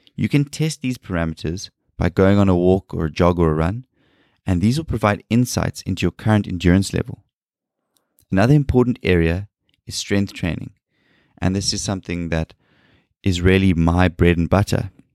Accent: South Africa; as a South African growing up in South Africa

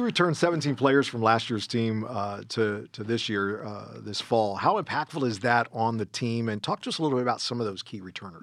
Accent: California, United States; born or raised there; moved away

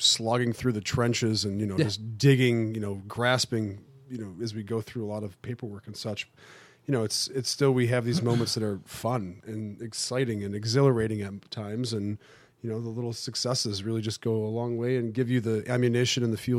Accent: Buffalo, New York, United States; Well, I came from Buffalo.

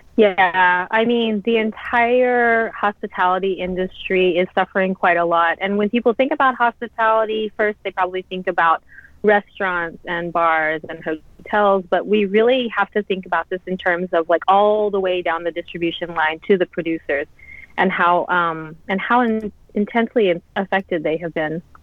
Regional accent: Louisiana, United States; moved away as an adult; also born or lived in San Francisco Bay Area / London / New York; now in Japan; I'm born and raised in Louisiana, so I'm from the South.

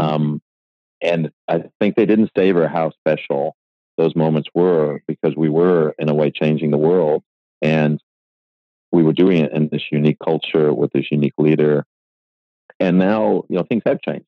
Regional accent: Buffalo, New York, United States; moved away as an adult; now in Australia; I was born in Buffalo, New York

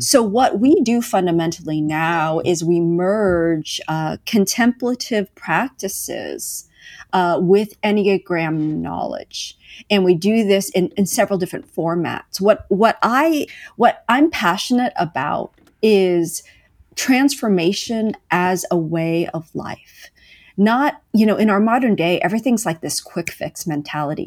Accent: California, United States; now in Kansas City, United States; I'm currently, uh, based in Kansas City, Missouri, although I grew up in California

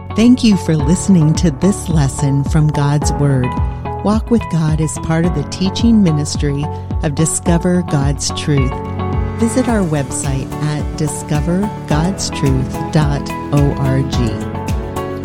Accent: Pennsylvania, United States; moved away; also born or lived in San Antonio, Texas; the rolling hills and mountains of my home state in Pennsylvania.

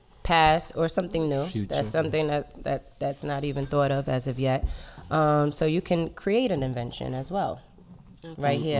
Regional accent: New York City, New York, United States; I'm from the Bronx.

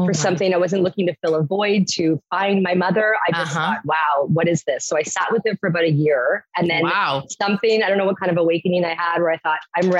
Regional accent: Waterloo, Ontario, Canada; now in Toronto, Canada; I grew up in a town called Waterloo

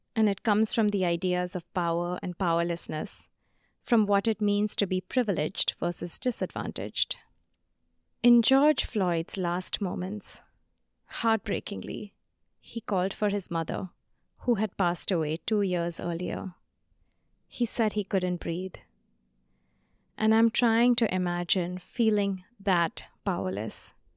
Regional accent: India; moved away; my home country of India

